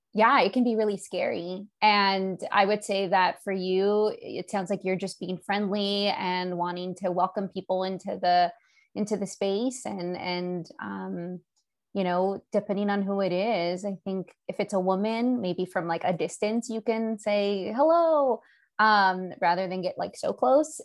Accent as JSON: {"language": "English", "region": "Southern California", "country": "United States", "tie": "born or raised there", "lives_now": "Monterey, United States", "said": "I'm in California and I grew up in Southern California"}